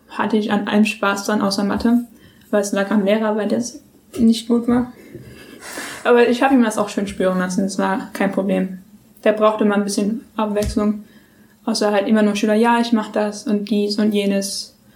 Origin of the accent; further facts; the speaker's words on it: Germany; accent: German; also born or lived in New York, United States; Wir sind alle Deutsche